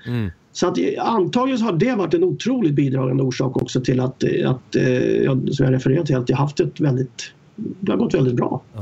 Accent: Stockholm, Stockholm County, Sweden; jag var uppväxt i eh, Stockholm, i förorterna där

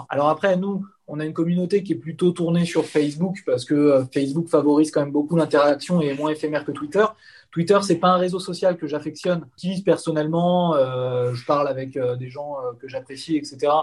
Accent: Épinay-sur-Seine, Île-de-France, France; je suis né en France, hein, je suis né à Épinay-sur-Seine dans le 93, et mes parents sont des émigrés calabrais

